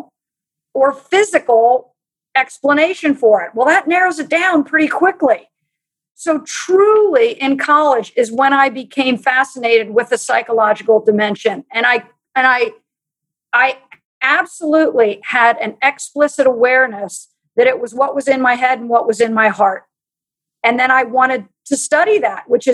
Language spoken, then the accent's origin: English; United States; I grew up in Amish country